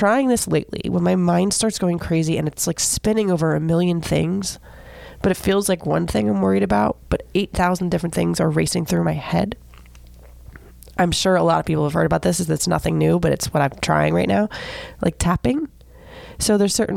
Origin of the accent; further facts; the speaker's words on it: Seminole, Florida, United States; I grew up in Seminole, Florida, like the land of golden girls.